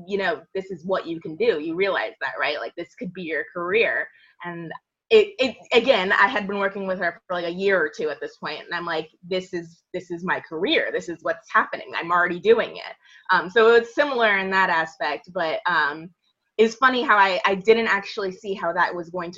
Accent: Annapolis, Maryland, United States; I grew up in Annapolis

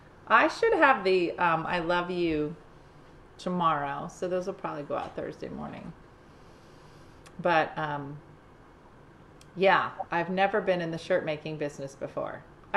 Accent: Oregon, United States; I'm from Oregon.

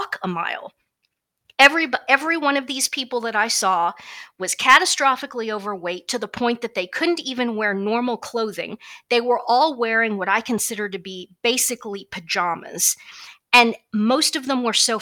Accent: Kansas, United States; I'm from Kansas

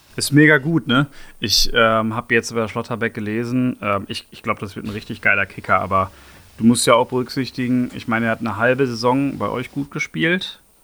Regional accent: Bochum, North Rhine-Westphalia, Germany; now in Berlin, Germany; ich bin ja in Bochum geboren.

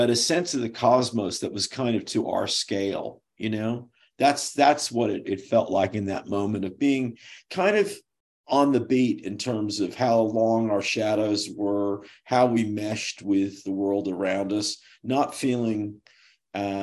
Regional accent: San Francisco Bay Area, California, United States; moved away; also born or lived in Hollywood / Pasadena / New England; I'm from the Bay Area

